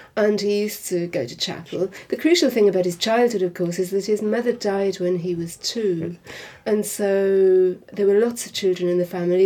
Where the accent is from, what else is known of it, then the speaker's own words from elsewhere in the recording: Wales, United Kingdom; in the part of Wales that I grew up